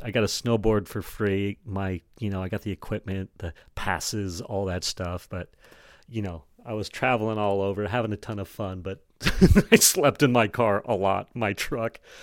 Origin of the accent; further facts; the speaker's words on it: Jackson, United States; growing up in Jackson and being, uh, into snow sports